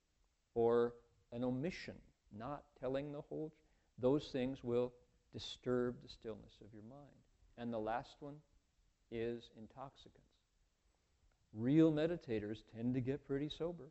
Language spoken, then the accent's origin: English; Toledo, Ohio, United States; moved away; I grew up in Toledo